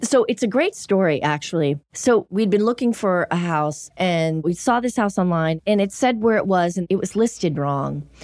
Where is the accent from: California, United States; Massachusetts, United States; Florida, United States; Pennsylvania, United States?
Massachusetts, United States; Everett; also born or lived in Miami / New York City; now in Los Angeles, United States; Growing up in Boston, really close proximity to the city, and I grew up in Everett